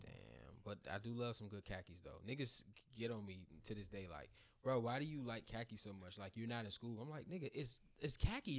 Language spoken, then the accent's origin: English; PG County, Southern Maryland, United States; I became a, a bill-paying man in Maryland. Grew up there